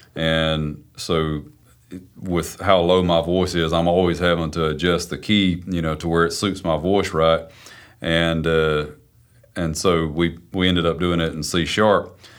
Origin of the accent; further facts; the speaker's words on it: South Carolina, United States; moved away as an adult; also born or lived in Nashville, Tennessee; I'm from South Carolina. I'm a student at Belmont University.